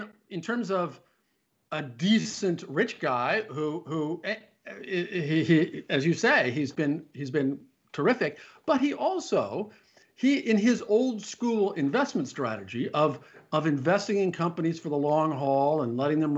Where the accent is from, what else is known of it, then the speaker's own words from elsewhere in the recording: Omaha, Nebraska, United States; Warren Buffett, whom I've known for a long time because I grew up in Omaha, where he still lives